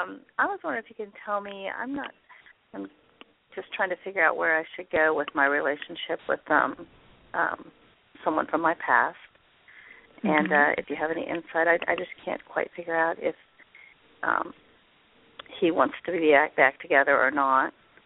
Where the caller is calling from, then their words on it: Indianapolis, Indiana, United States; I'm calling from Indianapolis, Indiana.